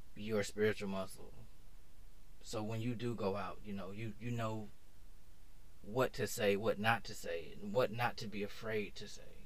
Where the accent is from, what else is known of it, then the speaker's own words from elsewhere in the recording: Atlanta, Georgia, United States; moved away as an adult; now in Japan; I'm actually from Atlanta.